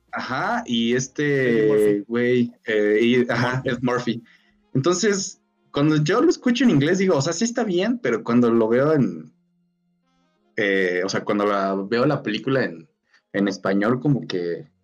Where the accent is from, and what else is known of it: Mexico